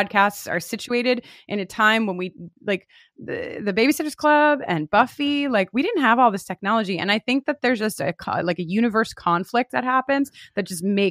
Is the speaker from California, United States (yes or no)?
no; Long Island, New York, United States; I'm definitely from Long Island